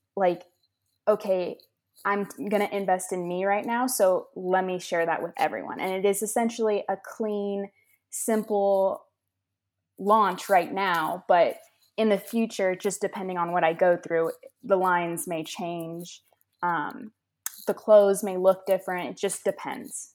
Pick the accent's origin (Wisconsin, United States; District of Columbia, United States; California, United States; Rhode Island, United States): California, United States; Los Angeles; moved away as an adult; now in Massachusetts, United States; I am from Los Angeles, California, and I did move to Massachusetts